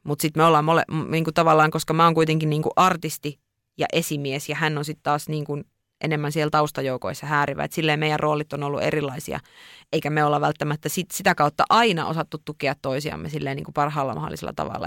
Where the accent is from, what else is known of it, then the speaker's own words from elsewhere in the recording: Lapland, Finland; also born or lived in Tampere; sieltä on kotoisin, niin niistä jotenkin kokee, että että ne omat juuret kasvaa niin syvällä siellä